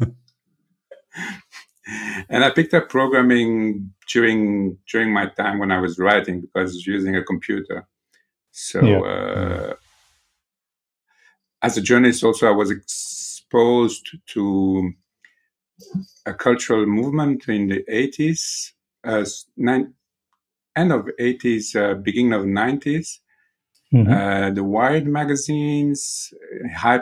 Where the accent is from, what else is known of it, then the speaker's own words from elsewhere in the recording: Belgium; now in Israel; I was born in Belgium, mm-hmm. and I live in Israel since 1986, 1987